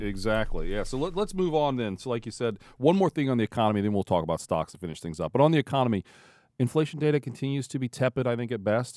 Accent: Ohio, United States; growing up in Ohio, like I did most of my life.

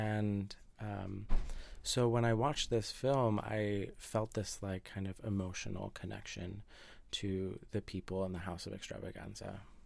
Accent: New Jersey, United States; I grew up in New Jersey, which is very close to New York

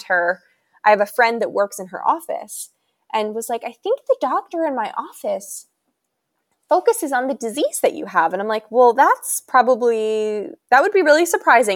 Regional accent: Pennsylvania, United States; moved away as an adult; now in Virginia, United States; I came from Pennsylvania and moved down here to go to school

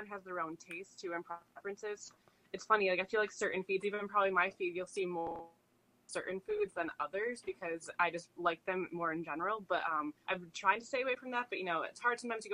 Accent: Grand Rapids, Michigan, United States; moved away as an adult; now in Madison, United States; I'm from Grand Rapids originally

